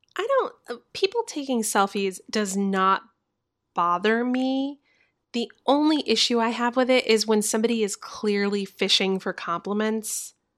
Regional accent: Orlando, Florida, United States; I was born in Orlando, Florida

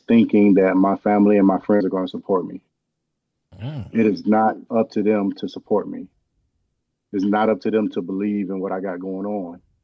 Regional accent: Georgia, United States; moved away; I haven't seen my family, because I'm from Georgia

